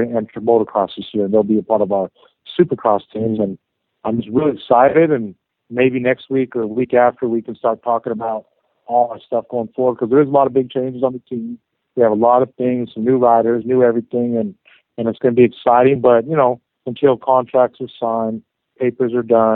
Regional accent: Arizona, United States; now in Southern California, United States; I'm from Arizona

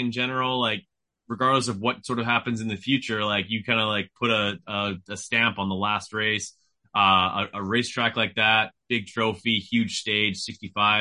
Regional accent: Canada; I'm from Canada

